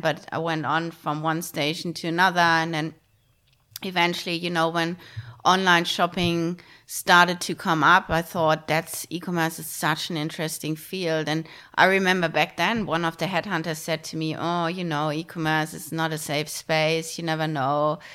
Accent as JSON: {"language": "English", "country": "Germany", "tie": "born or raised there", "moved": "as an adult", "lives_now": "Australia", "said": "I grew up in Germany."}